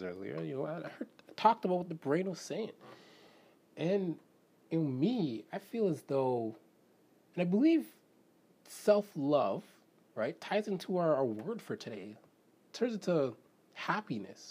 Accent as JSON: {"language": "English", "country": "Canada", "said": "I'm Canadian"}